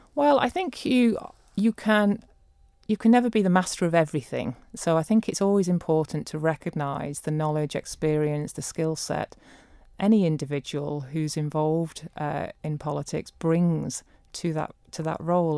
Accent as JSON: {"language": "English", "area": "Leicestershire", "region": "East Midlands", "country": "United Kingdom", "tie": "born or raised there", "moved": "as an adult", "lives_now": "Isle of Man", "said": "I'm not Manx-born. I was born in Leicestershire and I came to the Isle of Man in nineteen ninety-seven."}